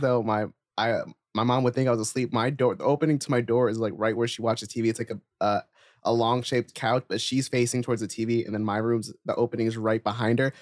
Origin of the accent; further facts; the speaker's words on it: New Jersey, United States; moved away; also born or lived in New York; when I was in Jersey